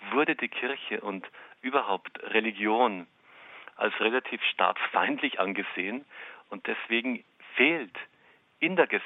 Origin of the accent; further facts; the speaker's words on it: northern Austria, Austria; now in Kazakhstan; Und ich komme aus Österreich, aus dem Norden Österreichs, aus einem Gebiet, das heißt das Sibirien Österreichs.